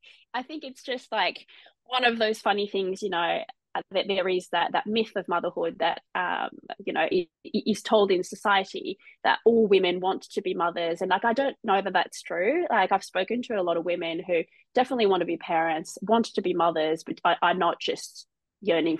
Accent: Marseille, Provence-Alpes-Côte d'Azur, France; moved away as an adult; now in Australia; So I'm originally from France. I was born and raised in Marseille on the south coast.

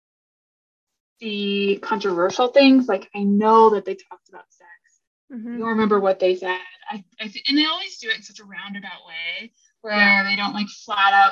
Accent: Colorado Springs, Colorado, United States; I grew up in Colorado Springs, which is one of the most religious, not Mormon obviously, but very, very conservative, very Christian centered town

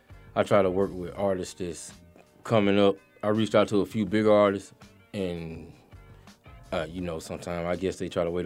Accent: Atlanta, Georgia, United States; I'm from East Atlanta, Zone 6 area on the east side.

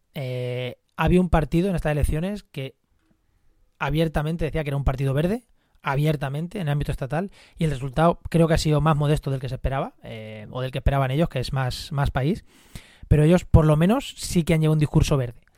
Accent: Munera, Castilla-La Mancha, Spain; en Munera, en Albacete, o, en, mi pueblo, Munera

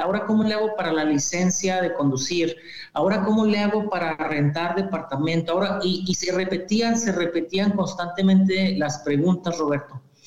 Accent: Torreón, Coahuila, Mexico; moved away as an adult; also born or lived in Ciudad Juárez / Tennessee / Michigan; yo soy originario del norte de México, de Torreón, Coahuila específicamente

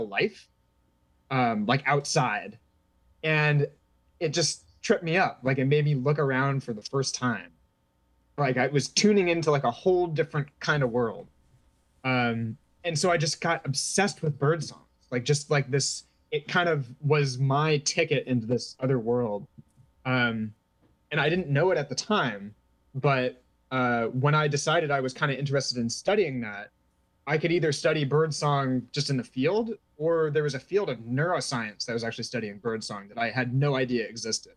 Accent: Bay Area, California, United States; moved away as an adult; also born or lived in Madison, Wisconsin; now in Amherst, United States; I grew up in the Bay Area in California

